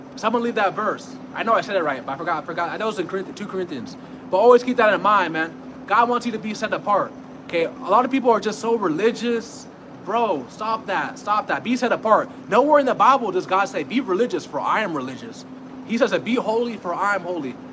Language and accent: English; California, United States; I'm from California